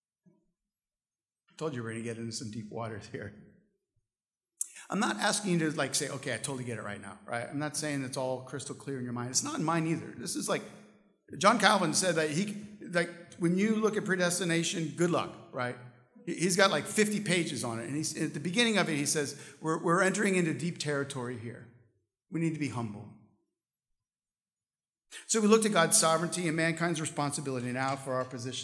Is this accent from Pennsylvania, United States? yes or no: no; St. Louis, Missouri, United States; I'm from St. Louis